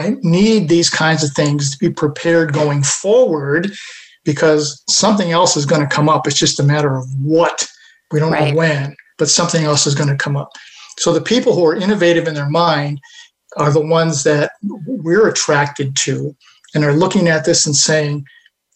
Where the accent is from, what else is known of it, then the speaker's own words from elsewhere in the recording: Buffalo, New York, United States; there's an organization outside of Buffalo, in my hometown